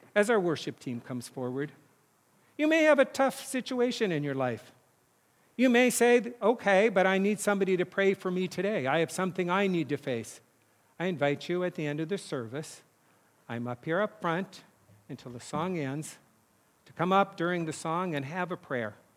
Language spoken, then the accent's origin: English; North Dakota, United States; moved away; my hometown now has paved roads. It's weird 'cause it was all dirt roads when I grew up